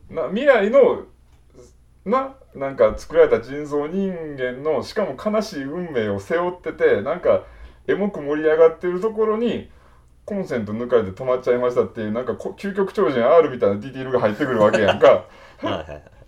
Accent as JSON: {"language": "Japanese", "region": "Kansai", "country": "Japan", "said": "俺ら関西人やから"}